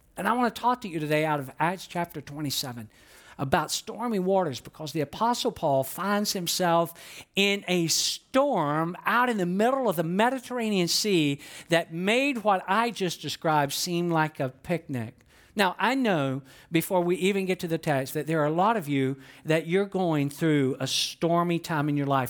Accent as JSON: {"language": "English", "town": "Atlanta", "region": "Georgia", "country": "United States", "tie": "born or raised there", "said": "I was born and raised in Atlanta"}